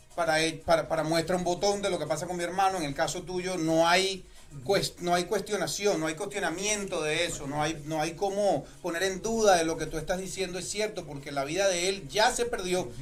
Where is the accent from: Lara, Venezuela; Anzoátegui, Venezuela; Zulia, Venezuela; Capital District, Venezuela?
Anzoátegui, Venezuela; Puerto La Cruz; now in United States; yo soy de Puerto La Cruz